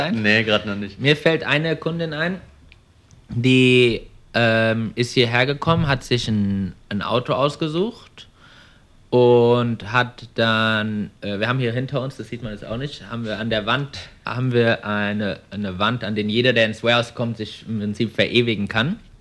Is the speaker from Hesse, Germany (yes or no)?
yes; Frankfurt am Main, Hesse, Germany; moved away as an adult; now in Melbourne, Australia; ich bin 25 Jahre alt, komme ursprünglich aus ähm, Frankfurt am Main